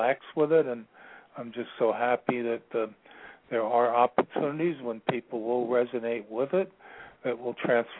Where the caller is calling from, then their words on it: Virginia, United States; I'm calling from Virginia.